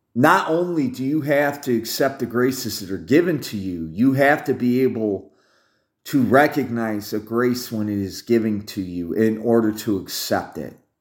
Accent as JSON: {"language": "English", "country": "United States", "said": "as an American"}